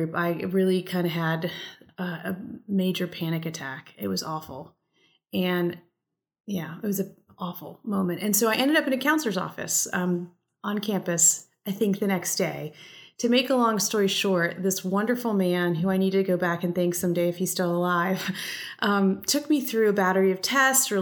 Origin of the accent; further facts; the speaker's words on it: United States; first language English; I'm very proud to be a first generation American. So I grew up in an immigrant family and I speak a second language. I speak Spanish